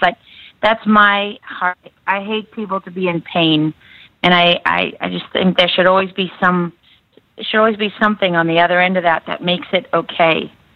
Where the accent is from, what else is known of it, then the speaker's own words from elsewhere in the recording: South Africa; moved away; Born and like. raised in South Africa, right on the coast